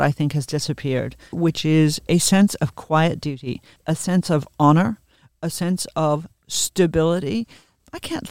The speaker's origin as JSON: {"language": "English", "country": "Australia", "also_born_or_lived": "England", "moved": "yes", "said": "She was my monarch as an Australian"}